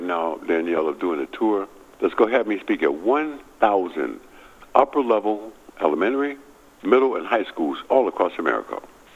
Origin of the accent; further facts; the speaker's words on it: Milwaukee, Wisconsin, United States; moved away; my hometown, Milwaukee, Wisconsin